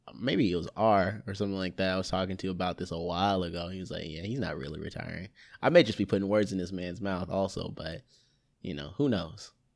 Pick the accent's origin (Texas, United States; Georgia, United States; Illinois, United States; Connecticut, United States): Georgia, United States; Lithonia; I'm from Lithonia. It's a little offshoot